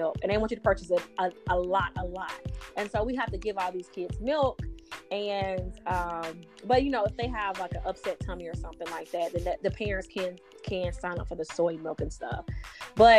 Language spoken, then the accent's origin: English; Meridian, Mississippi, United States; we grew up in Mississippi, so I have a Mississippi family